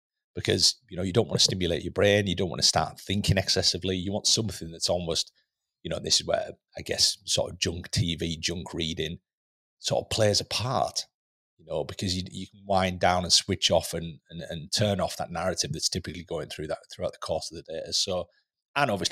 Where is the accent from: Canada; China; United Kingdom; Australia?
United Kingdom; Lake District, North West England; moved away; growing up in the Lake District, you know, in a tiny little village in the Lake District